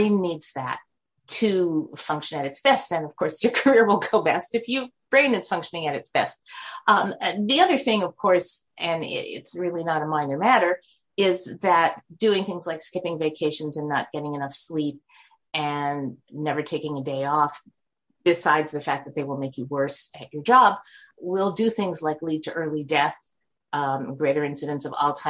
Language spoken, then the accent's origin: English; New York City, New York, United States; I grew up in New York City